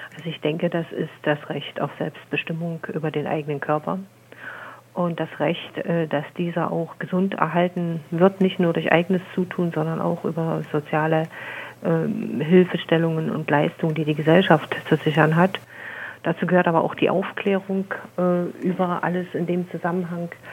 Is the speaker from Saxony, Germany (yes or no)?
yes; Saxony, Germany; bei uns in Sachsen